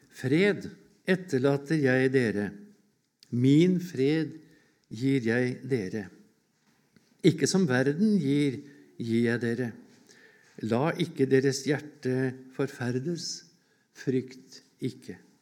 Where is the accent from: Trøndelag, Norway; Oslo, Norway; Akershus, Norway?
Akershus, Norway; Årnes; hjemme på Årnes